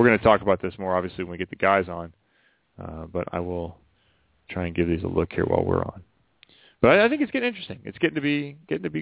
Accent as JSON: {"language": "English", "region": "Midwest", "country": "United States", "said": "I'm from the Midwest"}